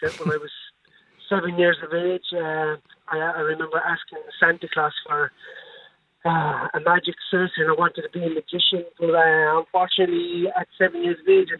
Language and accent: English; Limerick, Munster, Ireland; I grew up in Moyrass in Limerick